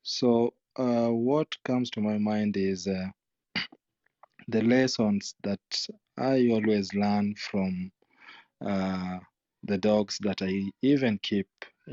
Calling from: Kisumu, Kisumu County, Kenya; I'm joining from Kisumu, Kenya.

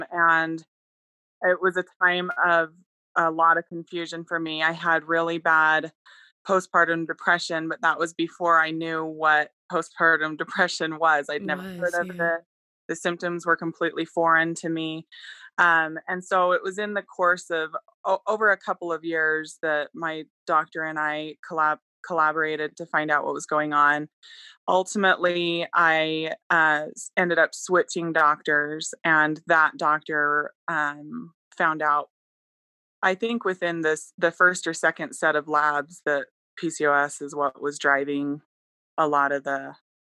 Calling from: Arizona, United States

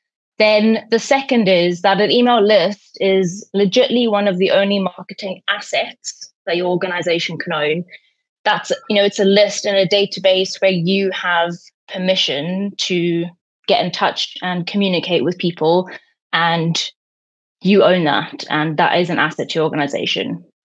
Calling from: Newcastle, North East England, United Kingdom

